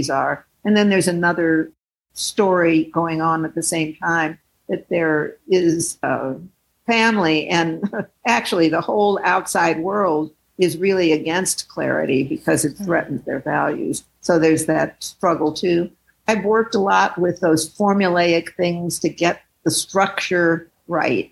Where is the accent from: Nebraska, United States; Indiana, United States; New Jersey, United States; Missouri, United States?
Missouri, United States; St. Louis; now in Oakland, United States; I grew up in St. Louis where there was a large group of African Americans